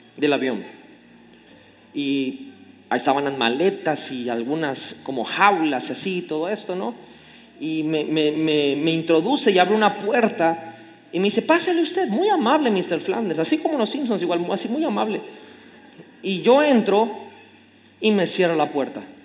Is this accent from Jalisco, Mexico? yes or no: no; Tabasco, Mexico; como buen tabasqueño chismosísimo